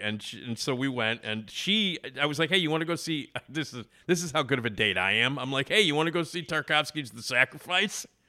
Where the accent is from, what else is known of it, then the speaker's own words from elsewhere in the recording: Chicago, Illinois, United States; I grew up, you know, in Wrigleyville, you know, like in the city